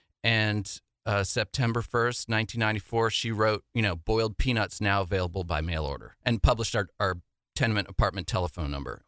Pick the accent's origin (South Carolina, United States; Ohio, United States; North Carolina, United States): South Carolina, United States; Charleston; moved away as an adult; also born or lived in New York City; after growing up in Charleston, we find ourselves in our early 20s in New York City